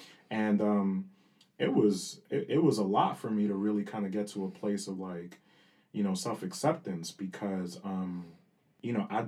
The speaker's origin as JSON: {"language": "English", "town": "New York City", "region": "New York", "country": "United States", "tie": "born or raised there", "first_language": "Spanish", "second_language": "English", "said": "growing up in Dykeman, man, like, my family's like half and half."}